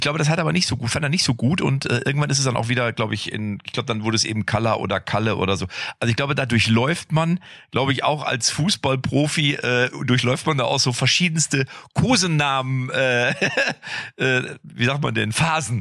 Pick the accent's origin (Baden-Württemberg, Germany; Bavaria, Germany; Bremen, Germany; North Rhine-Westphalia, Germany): North Rhine-Westphalia, Germany; Lippstadt; ich komme ja aus Lippstadt und mein Vater war ja der Trainer, der A-Jugendtrainer